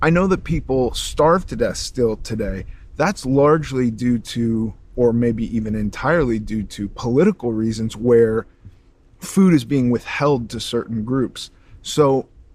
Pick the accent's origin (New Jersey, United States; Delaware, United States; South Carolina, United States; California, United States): California, United States; Los Angeles; And I grew up in Los Angeles